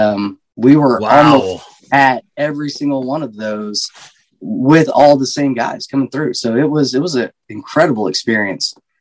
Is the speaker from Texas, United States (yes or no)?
yes; Seagraves, Texas, United States; I was born and raised in Seagraves, Texas.